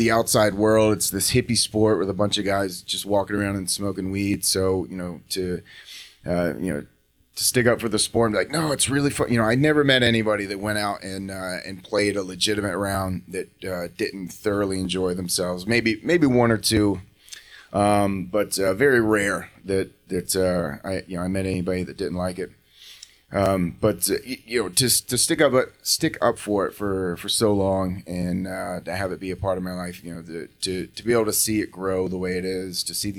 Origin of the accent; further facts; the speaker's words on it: Raleigh, North Carolina, United States; So I grew up in Raleigh, North Carolina. At least when I was younger, from about the ages of five, I think, till I was sixth grade, seventh grade, maybe.